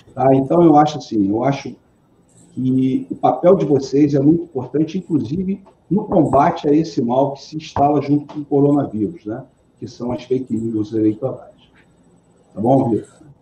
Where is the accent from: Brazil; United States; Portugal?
Brazil; Rio de Janeiro; Eu sou carioca